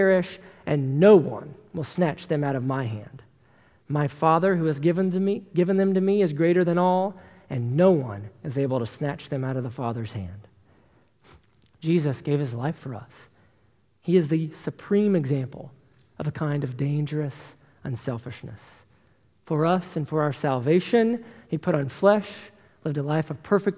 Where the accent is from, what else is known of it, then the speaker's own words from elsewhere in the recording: Tennessee, United States; I was born and raised in Tennessee, as you all know, and in the South, we have a tendency to be really nice